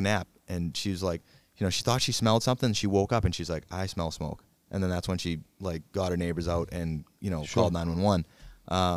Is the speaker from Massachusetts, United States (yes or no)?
yes; Brockton, Massachusetts, United States; a girl that I grew up with in Brockton.